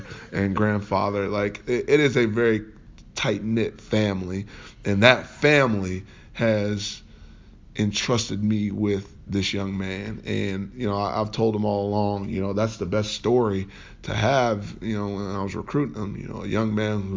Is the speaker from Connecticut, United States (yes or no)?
no; Indiana, United States; growing up here in state